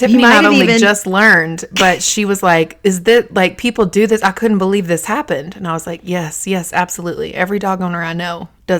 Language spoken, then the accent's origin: English; the South, United States; I'm from the South where you have, like, a lot of land.